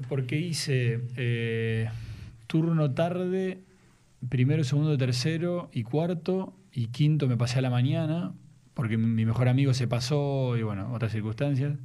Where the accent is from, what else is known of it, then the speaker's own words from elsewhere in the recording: Ramos Mejía, Buenos Aires Province, Argentina; also born or lived in Villa Luzuriaga; Nací en Capital físicamente y, seguramente en mi partida de nacimiento se nació en Buenos Aires un 9 de septiembre de 1980 a las 20.50